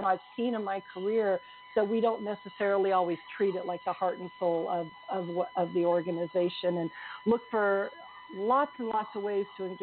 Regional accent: California, United States; moved away as an adult; now in Dublin, Ireland; So I was born and raised in California until I moved to rainy Dublin, Ireland, about 5.5 years ago

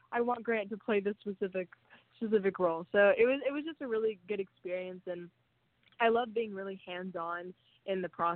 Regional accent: Huntington Beach, California, United States; my hometown in Huntington Beach

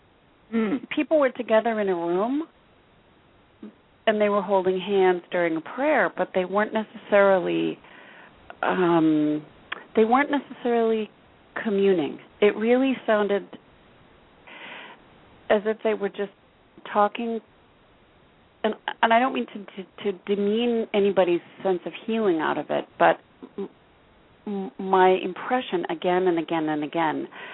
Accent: West Coast, United States; I'm from the West Coast

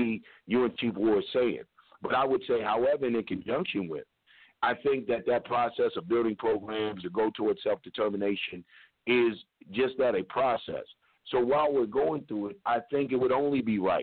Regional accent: Louisville, Kentucky, United States; moved away; I'm from Louisville. You know, I'm originally a Kentuckian

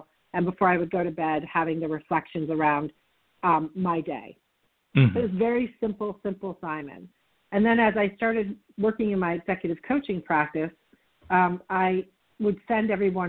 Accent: Vermont, United States; moved away as an adult; also born or lived in upstate New York / Texas; I grew up in Vermont, and I spent the first couple of decades of my life, well, almost three decades of my life in Vermont and upstate New York.

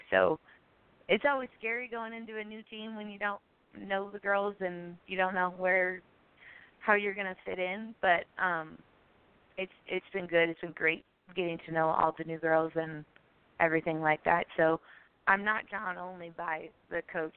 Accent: Chicago, Illinois, United States; now in Milwaukee, United States; I'm from Chicago.

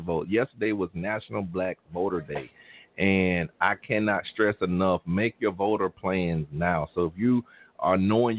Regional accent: Alabama, United States; moved away; I'm from Alabama, and I used to pass in Selma where they did the Selma to Montgomery March

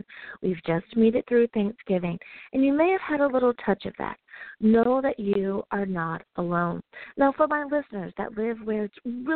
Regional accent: United States; my home country, the U.S. of A.

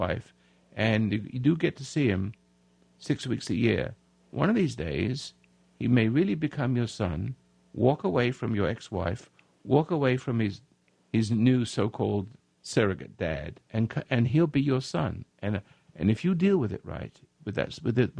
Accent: England, United Kingdom; now in United States; I'm from England, and I've been away for 56 years.

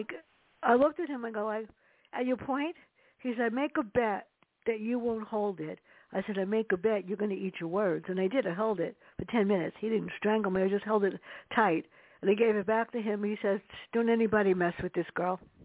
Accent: New York City, New York, United States; growing up in the Bronx with my sister and my mother

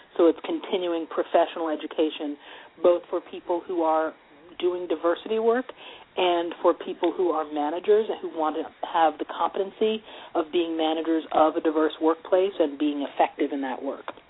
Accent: Montclair, New Jersey, United States; I grew up in Montclair, New Jersey.

